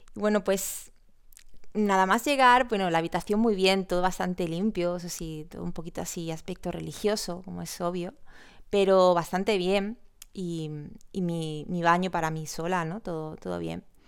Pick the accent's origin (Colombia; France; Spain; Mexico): Spain; Córdoba, Andalusia; soy de Córdoba